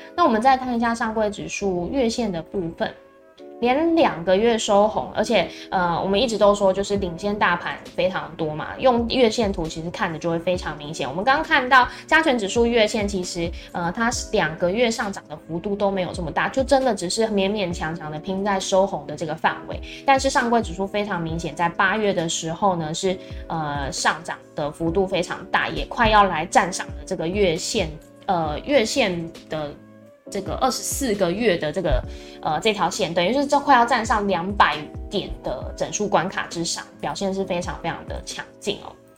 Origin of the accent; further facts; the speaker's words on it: Taiwan; 我们台湾这边会比较要注意的是